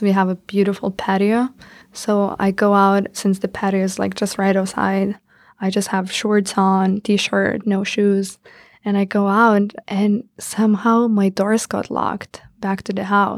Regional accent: Lithuania; moved away as an adult; now in Washington, D.C., United States; I come from Lithuania

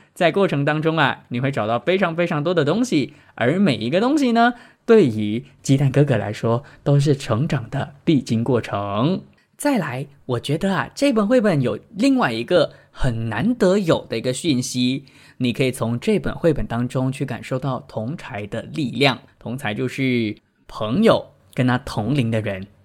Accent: Penang, Malaysia; moved away as an adult; also born or lived in Kuala Lumpur / Taiwan; 槟城它是我的老家， 因为那里有家人

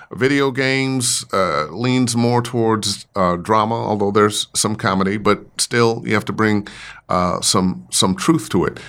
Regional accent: Cleveland, Ohio, United States; I grew up in Cleveland

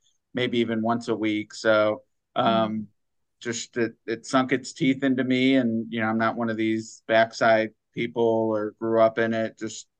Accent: Cleveland, Ohio, United States; I grew up in Cleveland

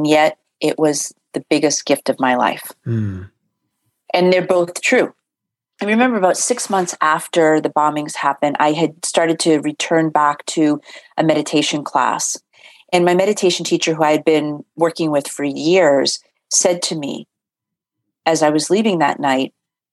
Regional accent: Boston, Massachusetts, United States; I grew up in Boston or outside of Boston

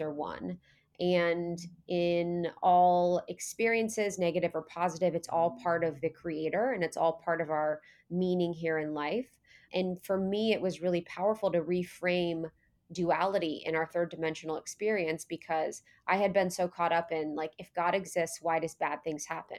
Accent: Ohio, United States; I was born in Ohio

